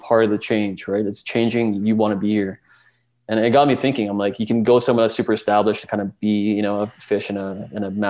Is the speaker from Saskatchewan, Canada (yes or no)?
no; Calgary, Alberta, Canada; being born and raised in Calgary